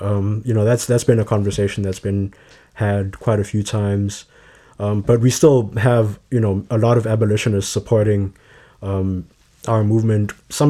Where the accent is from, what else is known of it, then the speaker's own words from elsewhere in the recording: Johannesburg, Gauteng, South Africa; moved away as an adult; now in Chicago, United States; So I grew up in Johannesburg, South Africa. I moved here for university and here being Chicago for university in 2015.